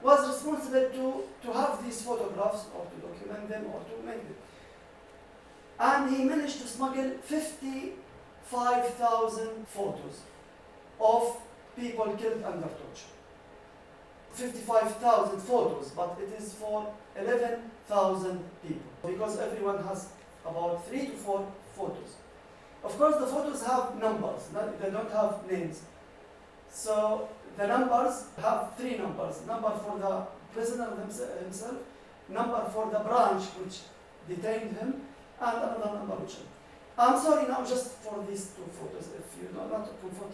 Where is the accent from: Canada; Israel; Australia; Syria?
Syria; Daraya, Rif Dimashq; moved away; my hometown, Daraya